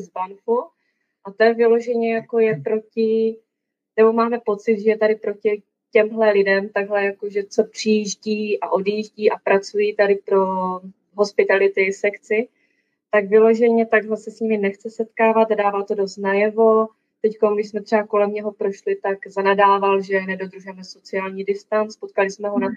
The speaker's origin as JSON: {"language": "Czech", "country": "Czechia", "moved": "as an adult", "lives_now": "Banff, Canada", "said": "jsem z Česka"}